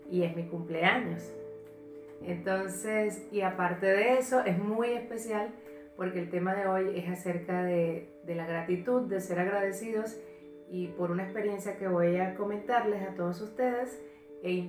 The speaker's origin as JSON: {"language": "Spanish", "country": "Venezuela", "moved": "yes", "said": "nosotros estamos más o menos nuevos en, este país, porque nosotros venimos de Venezuela."}